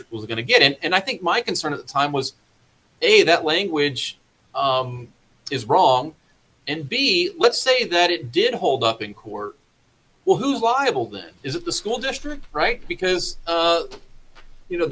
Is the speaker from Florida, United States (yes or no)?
yes; Florida, United States; moved away as an adult; also born or lived in Washington, D.C.; now in Missouri, United States; I'm originally from Florida. Moved up to Washington, D.C. in 2006